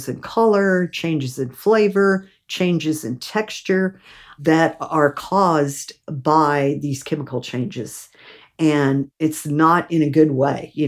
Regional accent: Gulf Coast, United States; growing up on the Gulf Coast

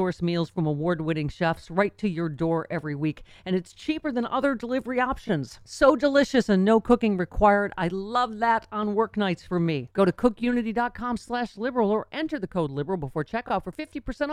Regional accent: Buffalo, New York, United States; Buffalo is my hometown. And, you know, Top Supermarket is where I shop my whole life

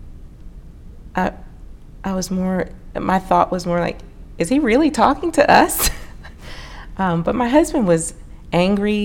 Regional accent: Maryland, United States; moved away as an adult; also born or lived in North Carolina; now in Oklahoma, United States; I grew up in Maryland up through graduating college

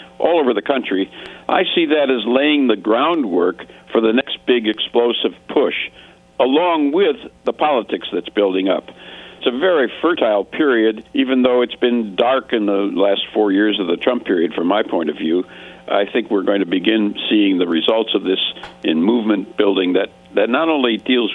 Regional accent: Racine, Wisconsin, United States; moved away; I'm originally from Wisconsin, Racine, Wisconsin, a small industrial town in just south of Milwaukee

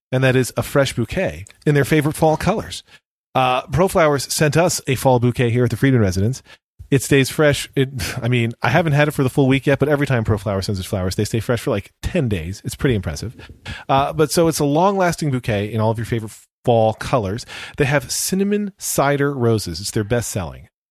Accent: Berks County, Pennsylvania, United States; Berks County history, where I grew up in Pennsylvania

